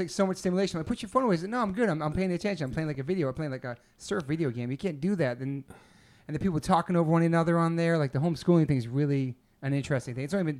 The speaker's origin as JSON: {"language": "English", "town": "Taunton", "region": "Massachusetts", "country": "United States", "tie": "born or raised there", "said": "I was born in Taunton."}